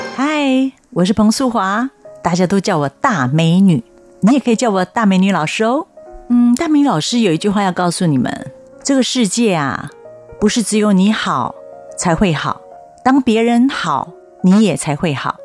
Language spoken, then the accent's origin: Chinese; Taipei, Taiwan; moved away as an adult; now in Taoyuan, Taiwan; 我居住的地方是台北市有名的坟墓山区，就是嗯，嗯。所谓的六张里